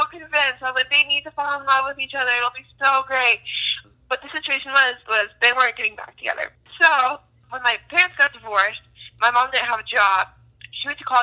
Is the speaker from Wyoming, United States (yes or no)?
yes; Wyoming, United States; moved away as an adult; now in Colorado, United States; I'm actually a Wyomingite. So I'm from Wyoming, but I've lived in Colorado since this last summer